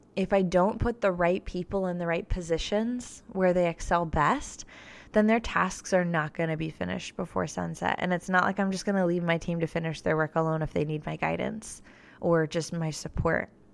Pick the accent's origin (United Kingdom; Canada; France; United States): United States; Florida; now in Nashville, United States; I wasn't from Nashville. I'm from Florida. I'm a Florida girl